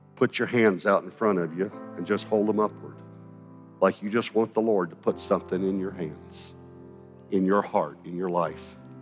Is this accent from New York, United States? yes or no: no; Longview, Texas, United States; when I was growing up in Longview, Texas.